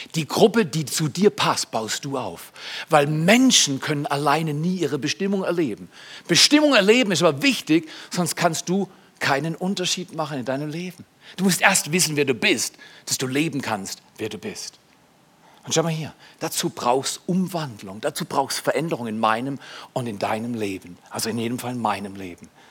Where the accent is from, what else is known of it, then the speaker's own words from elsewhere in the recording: Freiburg, Baden-Württemberg, Germany; ich komme aus Haslach, du nicht. Ich wäre gerne in Herdern geboren, aber ich bin Haslach groß geworden. Das ist die Loser-Gegend in Freiburg